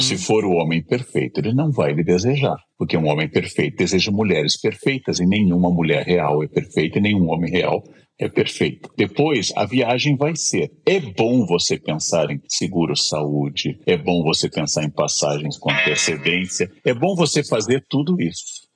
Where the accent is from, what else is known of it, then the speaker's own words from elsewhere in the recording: Gaúcho, Rio Grande do Sul, Brazil; now in São Paulo, Brazil; eu sou gaúcho e sou completamente paulista.